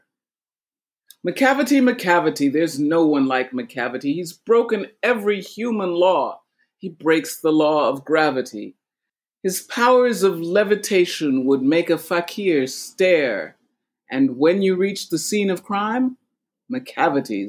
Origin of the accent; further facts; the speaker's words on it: New York, United States; I am from Jamaica, but Jamaica, New York.